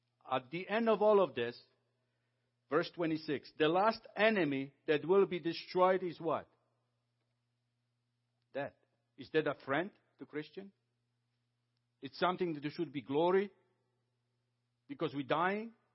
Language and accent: English; Poland; now in Canada; I came from Poland.